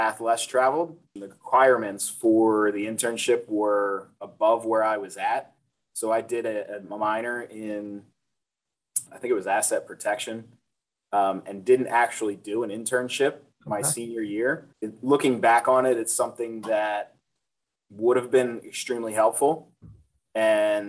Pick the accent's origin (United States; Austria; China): United States; Ocean City, New Jersey; growing up in Ocean City